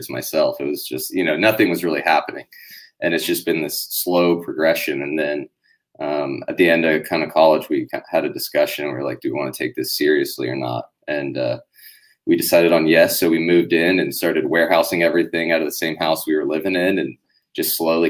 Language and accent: English; Orlando, Florida, United States; From Orlando, actually, in Florida. So that's where we all were born and raised